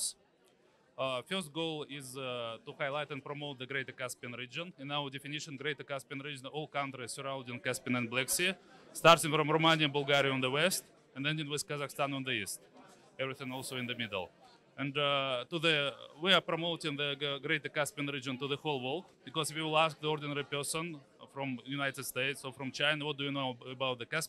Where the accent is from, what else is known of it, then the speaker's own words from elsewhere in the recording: Turkmenistan; moved away; I'm from Turkmenistan, for example, originally.